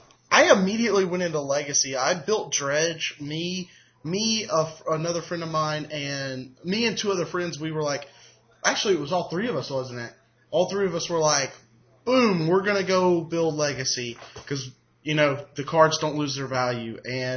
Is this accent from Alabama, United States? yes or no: yes; Alabama, United States; And we're from Bama.